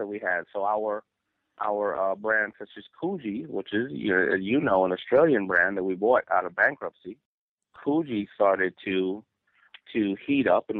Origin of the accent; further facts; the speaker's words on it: New York City, New York, United States; I was raised in Hollis, Queens